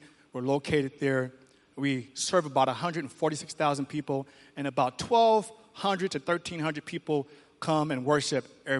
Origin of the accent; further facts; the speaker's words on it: San Diego, California, United States; I grew up in Southeast San Diego, 47th and Logan, rough part of town, but I was raised in a Christian home.